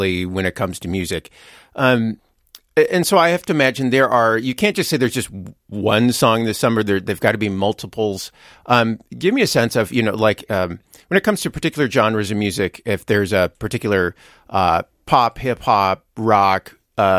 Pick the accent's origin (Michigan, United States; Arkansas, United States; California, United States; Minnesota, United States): Minnesota, United States; as a Minnesotan, as someone who spends most of the year covered in layers of clothing